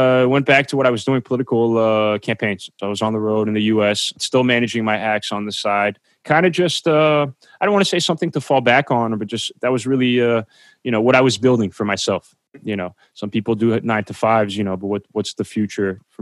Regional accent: New Jersey, United States; I'm from New Jersey

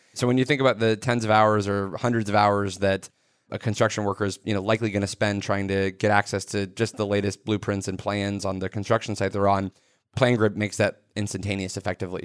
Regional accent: suburban area around Microsoft, Washington, United States; I grew up in a suburban area that had technology deep in our community 'cause I grew up around Microsoft.

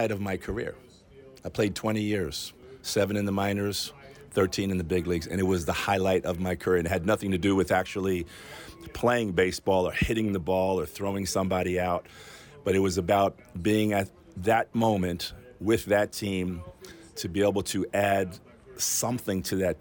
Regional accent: New York, United States; moved away; I grew up in New York

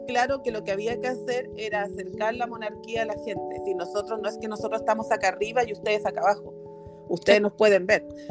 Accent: Chile; acá en Chile, porque yo soy chilena

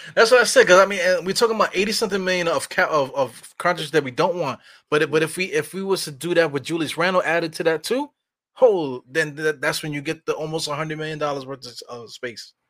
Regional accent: New York, United States; I'm from New York

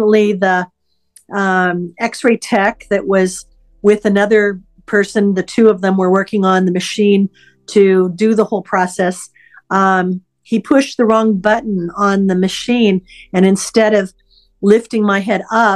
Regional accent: Salem, Oregon, United States; now in Santa Barbara, United States; I live in Santa Barbara, California, and for the last 40 years. Prior to that, I grew up in Salem, Oregon.

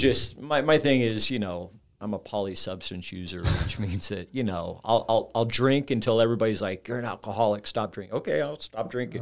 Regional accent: Orange County, Southern California, United States; now in Saint Louis, United States; I grew up in Southern California, Orange County.

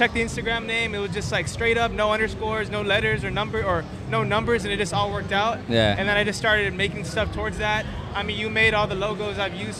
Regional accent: Houston, Texas, United States; I'm from Houston

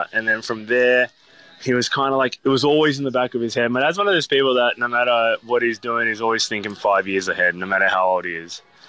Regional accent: Skopje, North Macedonia; And then they ended up opening up another spot in a town in Macedonia, which is where I'm from. So I'm from Skopje, which is the capital.

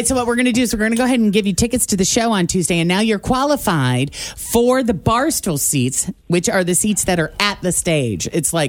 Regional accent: Illinois, United States; moved away; I was from Illinois

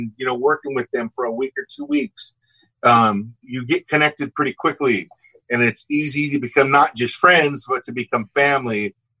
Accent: Huntington Beach, California, United States; I grew up in Southern California, Huntington Beach

